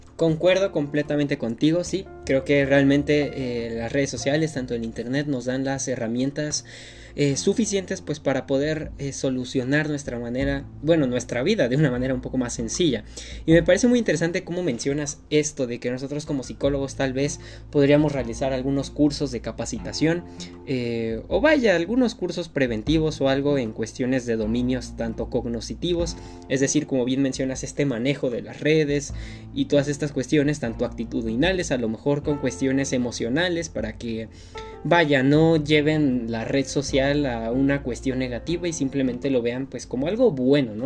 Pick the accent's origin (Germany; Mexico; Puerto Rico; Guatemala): Mexico; como mexicanos